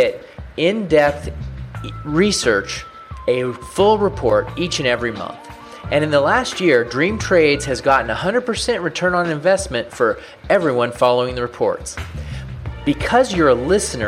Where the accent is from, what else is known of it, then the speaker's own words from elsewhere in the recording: Portland, Oregon, United States; I grew up in Portland, Oregon